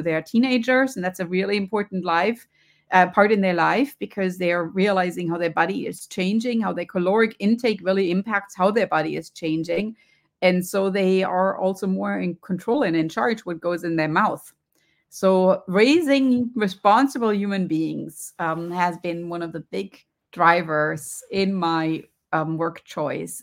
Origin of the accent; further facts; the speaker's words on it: Germany; accent: German; moved away; you can hear from my accent. I grew up in Germany